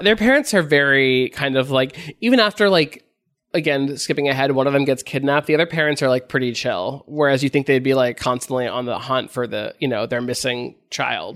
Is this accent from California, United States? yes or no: yes; Los Angeles, California, United States; I grew up here, uh, in L